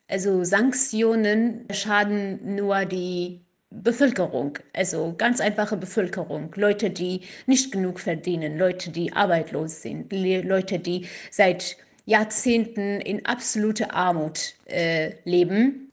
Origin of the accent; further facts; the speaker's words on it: Kurdistan, Iran; first language Kurdish; German is a second language; now in Germany; ich komme aus dem Iran und ich bin Kurdin